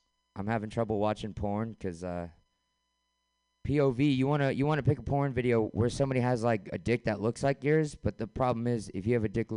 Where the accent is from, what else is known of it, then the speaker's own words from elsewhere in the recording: San Francisco, California, United States; born and raised in San Francisco